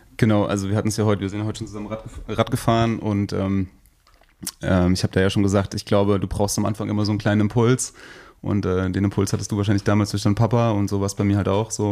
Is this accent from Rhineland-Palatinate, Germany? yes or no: yes; Rheinhessen, Rhineland-Palatinate, Germany; hier bei uns in Rheinhessen